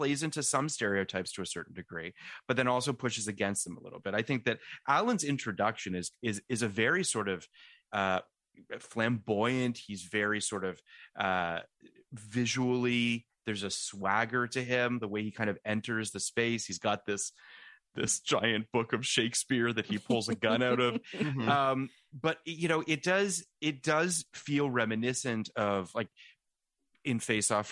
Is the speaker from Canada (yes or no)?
yes; Canada; now in United States; I'm a Canadian